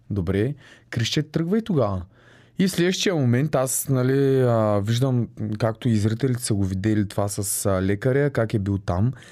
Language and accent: Bulgarian; Yambol, Yambol Province, Bulgaria; also born or lived in Sliven / Blagoevgrad / Varna; Аз съм си родом от Ямбул. А, но много малко съм живял там, тъй като в Сливен съм учил, след това отил в Благоевград да уча, след това във Варна